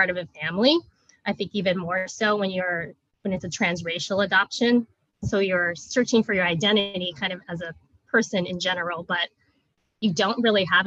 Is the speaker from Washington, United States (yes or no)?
yes; Vashon Island, Washington, United States; moved away as an adult; also born or lived in South Korea / Federal Way, Washington; we grew up in kind of the Federal Way area, and then later moved to Vashon Island, where I spent most of my elementary, middle school, high school years